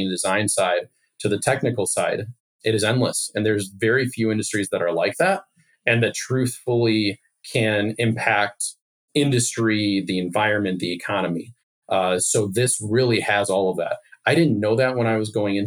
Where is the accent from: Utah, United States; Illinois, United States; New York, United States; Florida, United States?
Illinois, United States; Chicago; also born or lived in Hickory, Kentucky; I grew up in the suburbs of Chicago